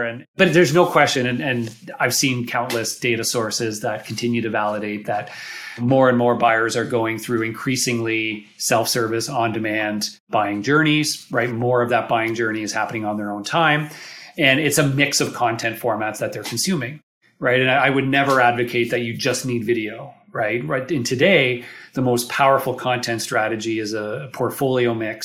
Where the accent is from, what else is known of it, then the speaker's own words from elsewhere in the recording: Toronto, Ontario, Canada; accent: Canadian; I'm here from Toronto. For those of you who haven't heard my Canadian accent yet